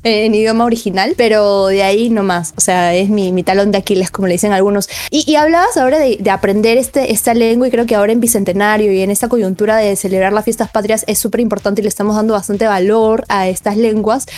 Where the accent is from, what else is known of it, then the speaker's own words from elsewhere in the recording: Peru; nosotros como peruanos